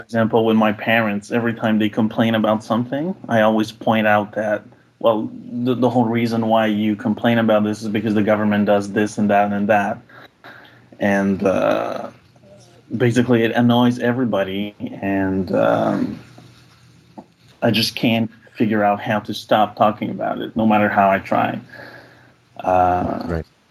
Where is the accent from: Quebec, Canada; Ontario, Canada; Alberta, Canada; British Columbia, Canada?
Quebec, Canada; now in Ottawa, Canada; I am from Quebec, although I do live mm. in hmm. Ottawa